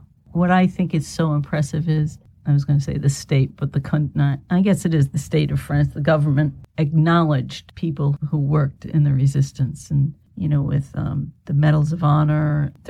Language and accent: English; United States; I'm just an American kid